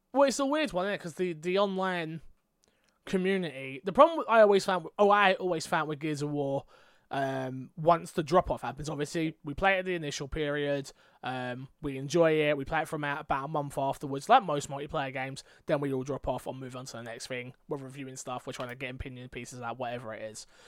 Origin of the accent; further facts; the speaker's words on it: England, United Kingdom; I'm English.